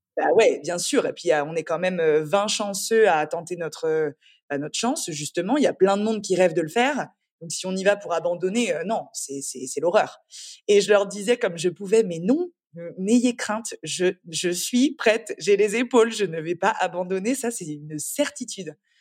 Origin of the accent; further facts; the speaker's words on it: Angers, Pays de la Loire, France; moved away as an adult; also born or lived in Paris; now in Antibes, France; Je suis née à Paris, mais donc mes parents sont très revenus, enfin rapidement revenus à Angers puisque je suis angevine. J'ai grandi euh, dans la, dans la douceur angevine